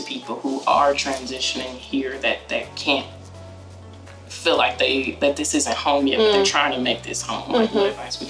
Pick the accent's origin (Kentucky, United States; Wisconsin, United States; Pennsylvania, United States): Wisconsin, United States; I'm from Wisconsin.